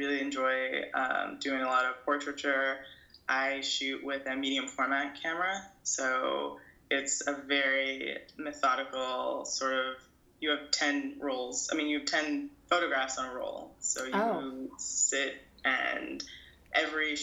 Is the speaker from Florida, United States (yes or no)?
no; New York City, New York, United States; born or raised there; moved away as an adult; also born or lived in Brooklyn, New York; now in Los Angeles, United States